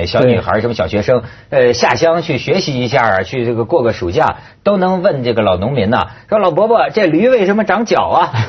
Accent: Shandong, China; 就是我们山东那边的

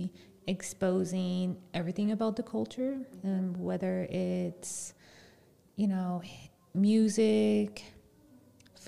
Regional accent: New Mexico, United States; now in Las Vegas, United States; I'm Native American. I am Navajo. I am from New Mexico. And I'm currently live in Las Vegas

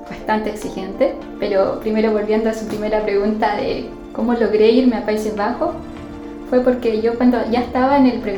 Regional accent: Iquique, Tarapacá, Chile; moved away as an adult; also born or lived in Concepción, Chile; now in Copiapó, Chile; yo soy del norte de Chile, soy de la ciudad de Iquique y viví allí hasta que terminé el colegio y luego me mudé a Concepción a hacer el pregrado en astronomía

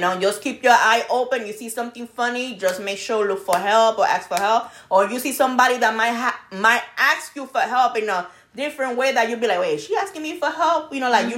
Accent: New York, United States; moved away; I'm Brooklyn girl over here

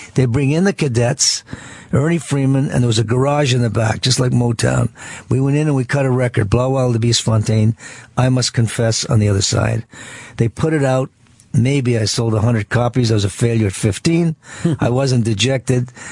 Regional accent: Ottawa, Ontario, Canada; from Ottawa

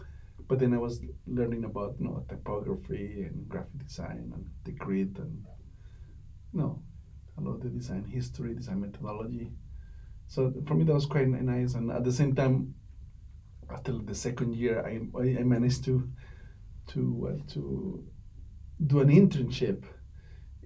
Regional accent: Colombia; moved away as an adult; also born or lived in Bogota, Colombia / Miami, United States / Minneapolis, United States; I'm originally from Colombia, from South America, and I studied industrial design in a university

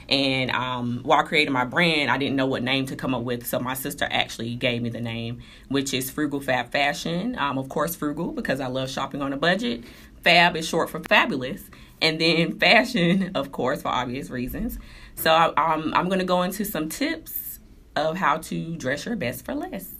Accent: Durham, North Carolina, United States; I was born in Durham, North Carolina

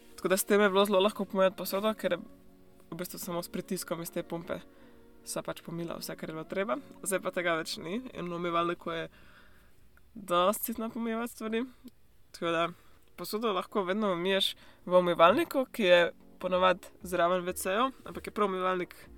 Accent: Slovenia; moved away as an adult; now in New Zealand; odkar sem šla iz Slovenije

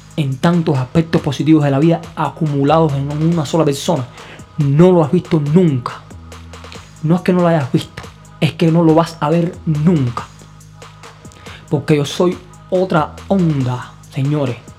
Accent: Cuba; moved away as an adult; now in Brazil; graduado de Derecho de la Universidad de La Habana

